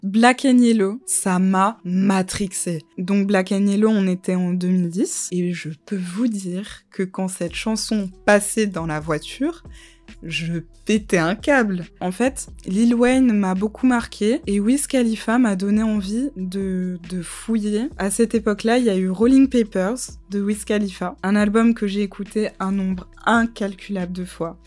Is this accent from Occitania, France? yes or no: yes; Montpellier, Occitania, France; moved away as an adult; also born or lived in Guadeloupe / London; Je suis née en Guadeloupe. Ensuite, j'ai grandi à Montpellier. J'ai fait toute ma scolarité à Montpellier